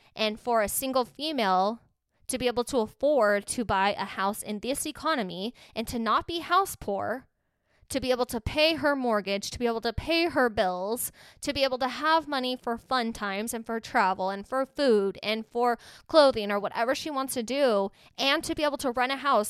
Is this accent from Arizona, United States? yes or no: yes; Mesa, Arizona, United States; I'm from Mesa, Arizona, and there's a lot of Mormons here